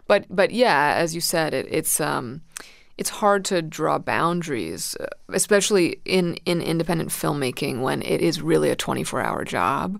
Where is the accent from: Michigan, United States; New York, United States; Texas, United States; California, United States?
New York, United States; New York City; also born or lived in Manhattan, New York; I moved to Brooklyn when I was two with, with my parents